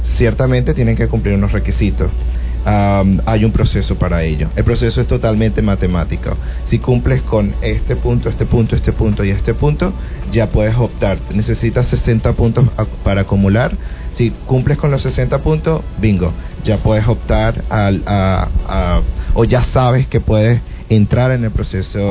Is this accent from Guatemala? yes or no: no; Venezuela; also born or lived in Australia; la, población venezolana en Australia, que ya somos 11.000